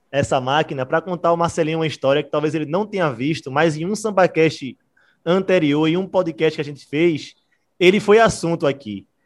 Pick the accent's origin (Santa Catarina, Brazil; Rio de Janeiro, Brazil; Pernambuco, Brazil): Pernambuco, Brazil; Recife; A gente é aqui do Recife